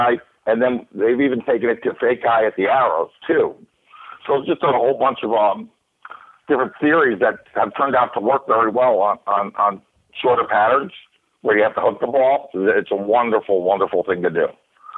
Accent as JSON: {"language": "English", "region": "New York", "country": "United States", "also_born_or_lived": "California", "moved": "as an adult", "said": "I come from New York"}